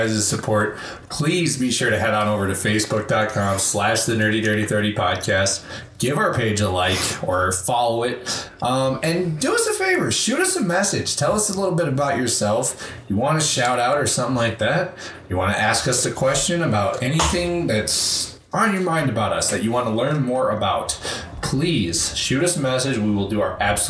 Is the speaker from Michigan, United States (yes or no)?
yes; Flint, Michigan, United States; born and raised in Flint